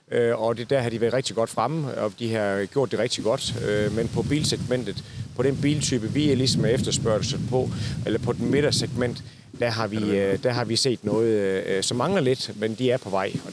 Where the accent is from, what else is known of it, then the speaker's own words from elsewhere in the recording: Southern Jutland, Southern Denmark, Denmark; jeg er fra det sønderjyske